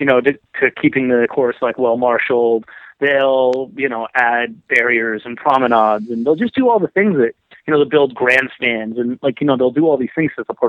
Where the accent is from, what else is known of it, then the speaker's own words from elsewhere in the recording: New England, Connecticut, United States; I grew up in Connecticut, New England